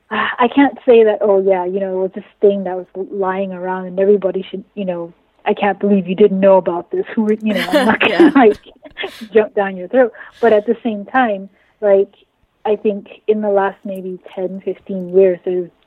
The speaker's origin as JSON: {"language": "English", "country": "Nigeria", "said": "I'm a writer and editor. I'm Nigerian. I live in Nigeria right now."}